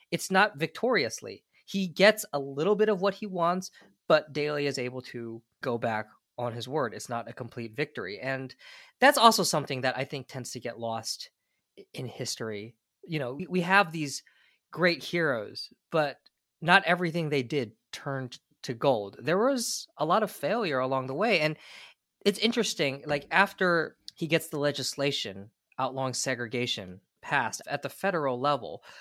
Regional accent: California, United States; I grew up in California, which is a much different environment.

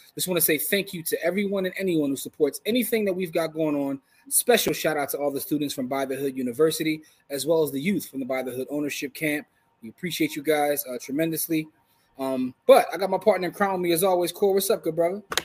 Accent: Philadelphia, Pennsylvania, United States; we're from Philadelphia

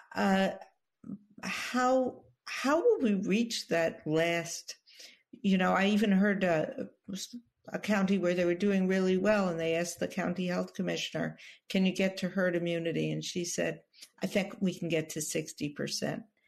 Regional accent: New York City, New York, United States; former health commissioner of the city of New York, my hometown

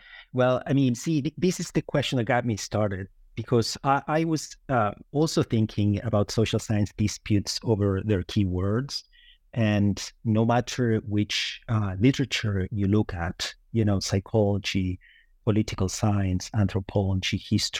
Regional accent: Uruguay; moved away as an adult; also born or lived in Evanston, United States / New York, United States; now in Lucerne, Switzerland; I hail from Uruguay, where I attended university.

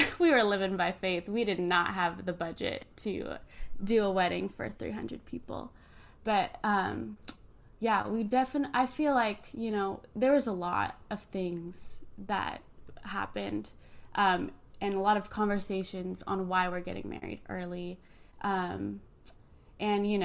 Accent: Henderson, Nevada, United States; moved away as an adult; also born or lived in Long Beach, California; now in Austin, United States; I grew up in Henderson, Nevada, which is a big population of Mormons

